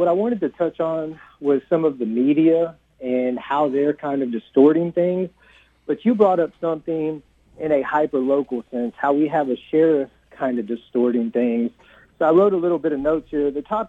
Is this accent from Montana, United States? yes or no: no; Houston, Texas, United States; I'm from Houston. Right now I'm on the Ailey side of Houston.